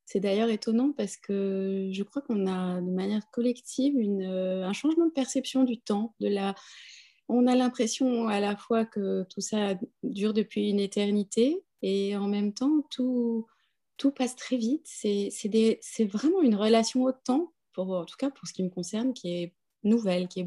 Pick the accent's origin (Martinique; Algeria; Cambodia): Cambodia; born there; also born or lived in London, United Kingdom; je suis née au Cambodge j'ai beaucoup d'amitié en Chine j'ai beaucoup d'attrait pour l'Inde j'ai vécu à Londres un certain nombre d'années.